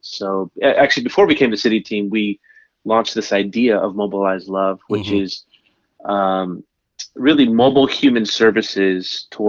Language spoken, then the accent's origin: English; San Francisco, California, United States; born and raised in San Francisco, which means I'm not a bandwagon Warriors fan.